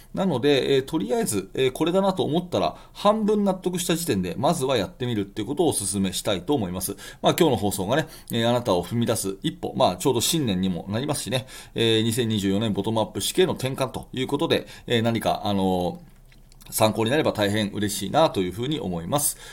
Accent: Tokyo, Japan; 私の地元東京

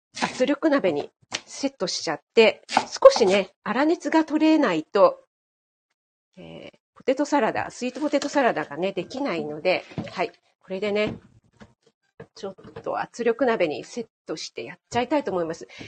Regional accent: Kanagawa, Japan; moved away as an adult; 私、神奈川県出身なんですけども、全然ね、あの、知らない土地に来たんですよね。あの、夫の地元に来たんです

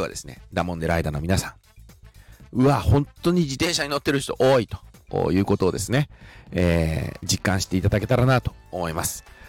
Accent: Shizuoka, Japan; 普通に静岡で育ってきた

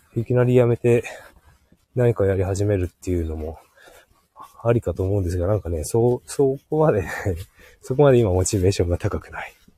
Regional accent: Hokkaido, Japan; born or raised there; moved away

